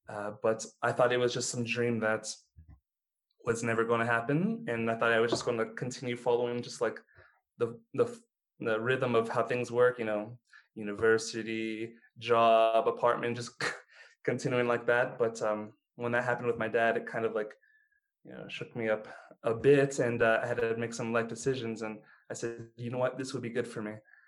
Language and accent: English; Ohio, United States; first language English; also born or lived in Los Angeles, California; So, although I consider myself an Ohioan from the state of Ohio in the US, I was actually born in Los Angeles